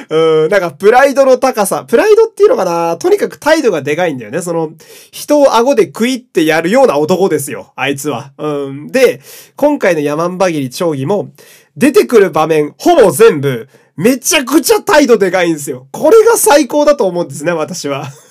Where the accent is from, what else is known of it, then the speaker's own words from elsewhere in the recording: Fukui, Japan; 私あの、福井県のね、え ー、生まれ育ちなんですけれども